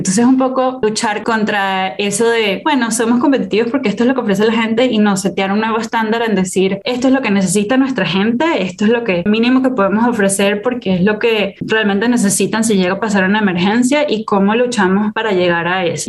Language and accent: Spanish; Caracas, Capital District, Venezuela; moved away as an adult; also born or lived in Singapore / United States; yo soy venezolana